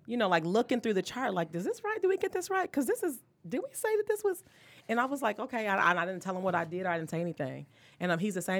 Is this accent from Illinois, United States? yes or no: no; Detroit, Michigan, United States; I'm born and raised in Detroit